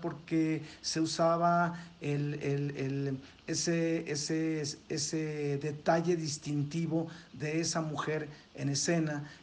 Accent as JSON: {"language": "Spanish", "country": "Mexico", "said": "nosotros como mexicanos"}